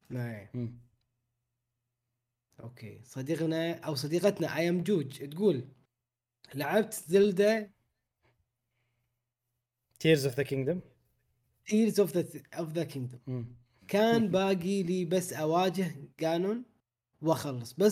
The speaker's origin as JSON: {"language": "Arabic", "country": "Bahrain", "said": "الخير نسخه الفيزيكال للحين ما وصلت عندنا في البحرين"}